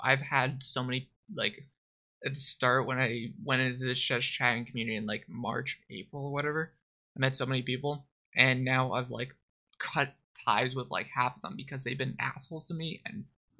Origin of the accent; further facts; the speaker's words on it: Canada; Technically, I'm Brit. I'm from Canada. We're under the Queen.